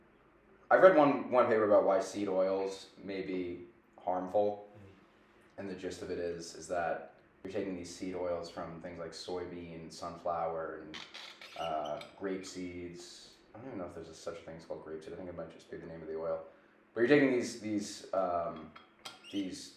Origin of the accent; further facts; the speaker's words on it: Long Island, New York, United States; moved away; when I'm home, I'm from Long Island